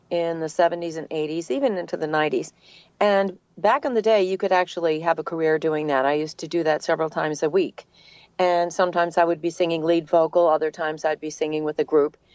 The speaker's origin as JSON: {"language": "English", "region": "New England", "country": "United States", "accent": "New England", "lives_now": "Atlanta, United States", "said": "So, it was very fortunate that I that I lost my New England accent, and then uh, I've been in Atlanta for a very long time."}